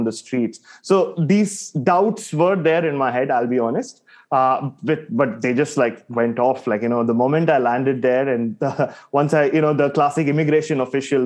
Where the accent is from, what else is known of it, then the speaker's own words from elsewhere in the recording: Mumbai, Maharashtra, India; I grew up in Bombay